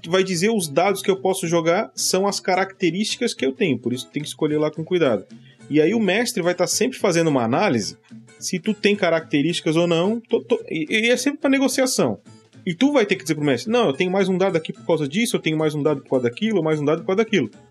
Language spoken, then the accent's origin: Portuguese; Florianópolis, Santa Catarina, Brazil; O cara é da minha terra, de Florianópolis